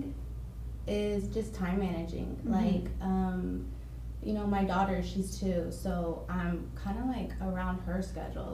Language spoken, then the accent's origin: English; Dallas, Texas, United States; also born or lived in Midlothian, Texas; I'm from Dallas. Born and raised in Dallas